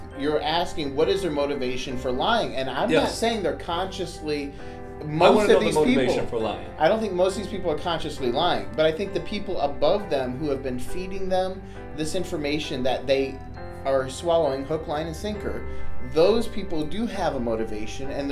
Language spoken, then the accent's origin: English; Michigan, United States; I come from Michigan